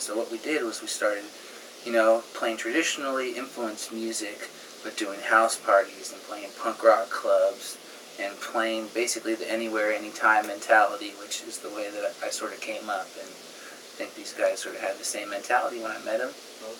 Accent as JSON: {"language": "English", "town": "San Francisco", "region": "California", "country": "United States", "tie": "born or raised there", "also_born_or_lived": "Olympia", "moved": "yes", "said": "I grew up in San Francisco playing rock and roll and punk rock."}